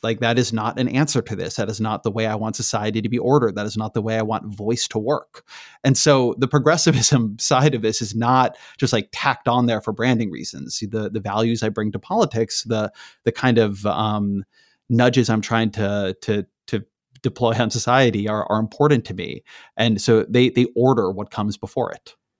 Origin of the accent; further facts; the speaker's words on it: Irvine, California, United States; also born or lived in Washington, D.C. / Bay Area, California; I grew up in Irvine, California